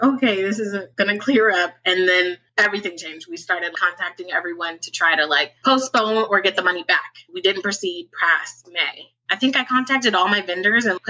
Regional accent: Pasadena, California, United States; also born or lived in Altadena, California; I'm from Pasadena, California. I currently live in Altadena, which is only like 5 minutes up the road

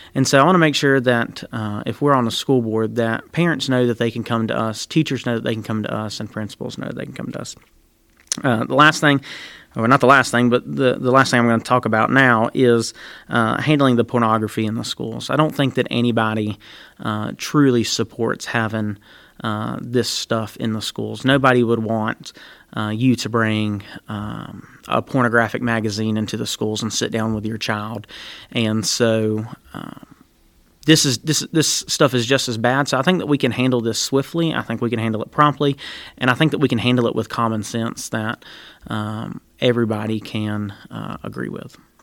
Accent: Randolph County, North Carolina, United States; moved away as an adult; now in Burke County, United States; I am from Randolph County. I moved to Burke County about seven years ago now.

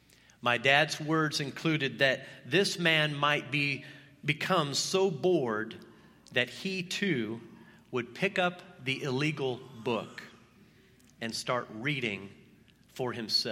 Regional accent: Belgium; was the eighth child in a family of 10 children. I was born and raised in Belgium, in this predominantly Catholic country.

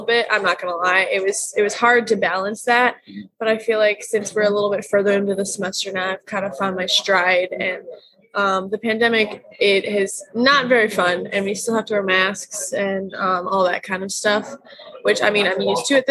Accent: St. Louis, Missouri, United States; I'm from St. Louis

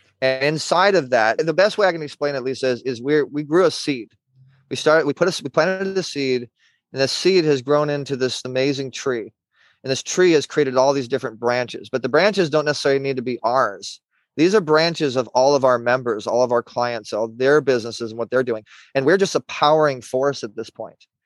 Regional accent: Orange County, California, United States; I'm from Orange County.

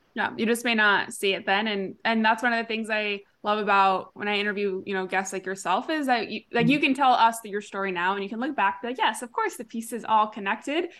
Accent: Huntington Beach, California, United States; moved away as an adult; also born or lived in Austin, Texas; my hometown Huntington Beach

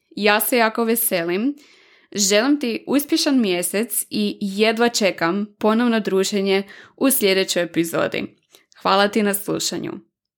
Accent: Varaždin, Varaždin County, Croatia; moved away as an adult; now in Zagreb, Croatia; dolazim iz Varaždina i već 8 godina od početka fakulteta živim i radim u Zagrebu

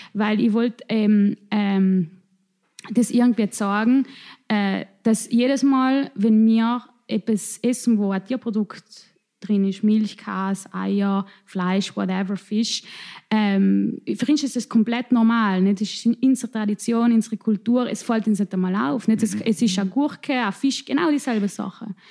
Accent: South Tyrol, Trentino-Alto Adige, Italy; accent: South Tyrolean dialect; in unserem Dialekt

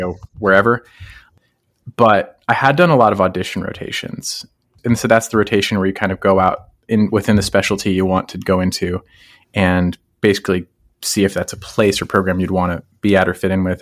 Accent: Colorado, United States; moved away as an adult; I grew up in Colorado

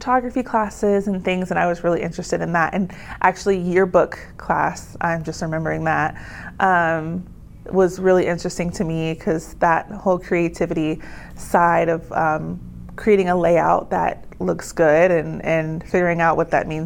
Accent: Pickerington, Ohio, United States; moved away as an adult; also born or lived in Las Vegas, Nevada; now in Salem, United States; The exact location is called Pickerington, Ohio, which is like a rural suburb part of Columbus, Ohio

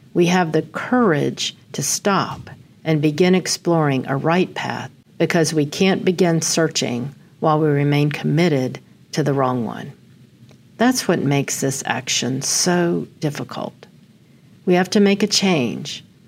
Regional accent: Amarillo, Texas, United States; I was born on August eighth in Amarillo

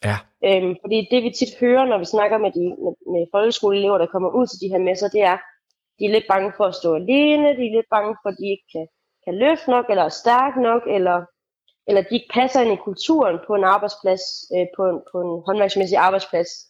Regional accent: Randers, Central Denmark Region, Denmark; i Randersområdet, der hvor jeg kommer fra

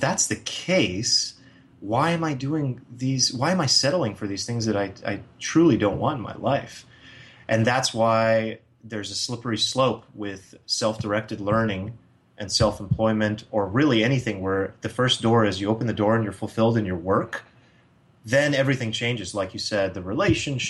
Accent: United States; as an American

